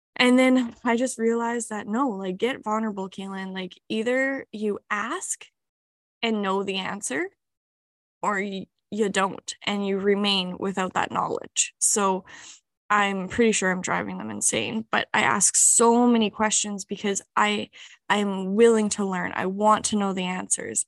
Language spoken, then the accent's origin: English; Canada; moved away as an adult; now in New Zealand; I am a Canadian